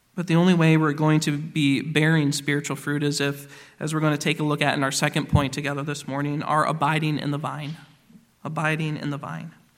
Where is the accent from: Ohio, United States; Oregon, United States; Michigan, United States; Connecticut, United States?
Michigan, United States; now in Indiana, United States; Where I grew up in Michigan, we had a number of orchards around